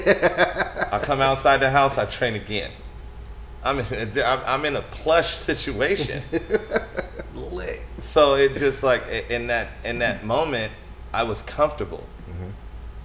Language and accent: English; Stockton, California, United States; also born or lived in Sacramento; I'm from Stockton, born and raised.